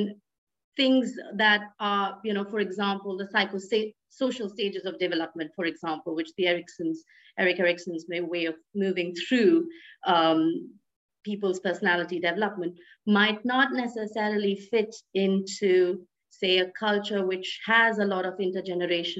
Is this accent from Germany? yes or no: no; India; my origin is India, I'm Indian